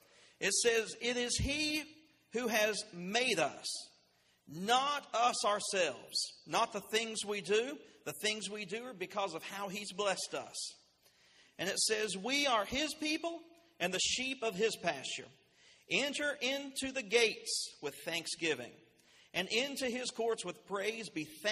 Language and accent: English; Winfield, West Virginia, United States; I came here from Winfield, West Virginia. I passed through Winfield. I came through Taze Valley.